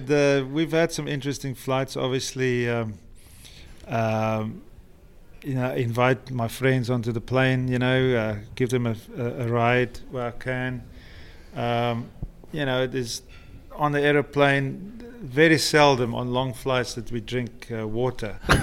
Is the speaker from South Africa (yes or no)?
yes; South Africa; moved away as an adult; also born or lived in London, United Kingdom; now in Florida, United States; where I come from in South Africa, we only about I think there's only about 20,000 people in this little town where, where I live